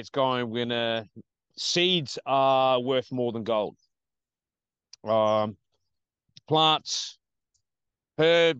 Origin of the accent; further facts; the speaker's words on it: Australia; I'm from Australia, obviously, you know. I'm Italian origin